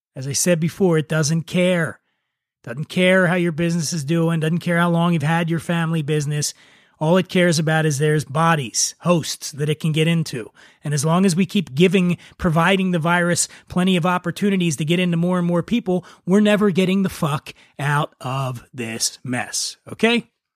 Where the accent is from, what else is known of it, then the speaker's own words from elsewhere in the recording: Philadelphia, Pennsylvania, United States; moved away; My home, uh, state, Pennsylvania, I'm actually from Philadelphia